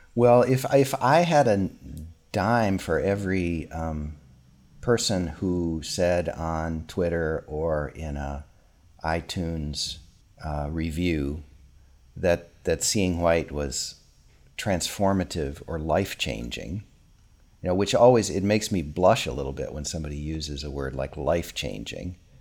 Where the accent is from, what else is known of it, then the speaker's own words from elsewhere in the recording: Minnesota, United States; my hometown in Minnesota